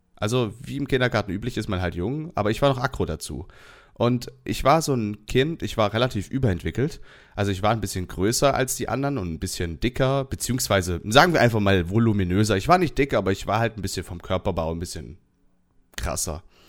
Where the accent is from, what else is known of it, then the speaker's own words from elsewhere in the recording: Southern Germany, Germany; Ich komme aus dem Süden von Deutschland